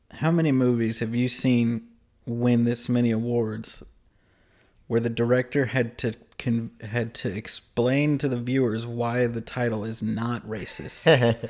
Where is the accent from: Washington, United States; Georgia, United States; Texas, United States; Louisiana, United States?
Louisiana, United States; I grew up in Louisiana around a lot of people that were white.